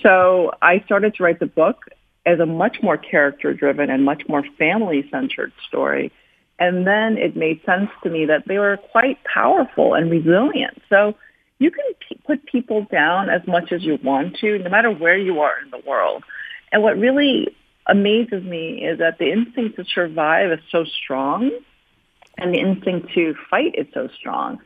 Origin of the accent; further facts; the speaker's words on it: New York City, New York, United States; also born or lived in South Korea; I came to the United States when I was seven years old, and my experience growing up in Queens, New York